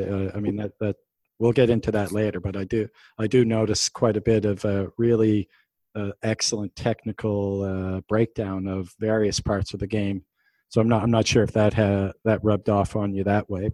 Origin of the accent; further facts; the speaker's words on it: Canada; now in United Arab Emirates; I'm from Canada, so I live in the UAE now, but I'm from Canada